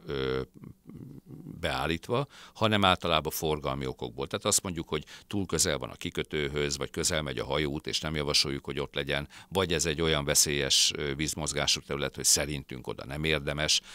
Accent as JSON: {"language": "Hungarian", "country": "Hungary", "tie": "born or raised there", "moved": "yes", "lives_now": "Budapest, Hungary", "said": "Dunamenti gyerek vagyok, vidékről származom, Dunamenti városból"}